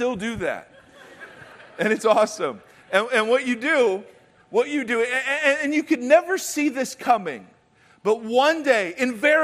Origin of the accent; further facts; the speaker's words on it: Ohio, United States; moved away; I grew up in Ohio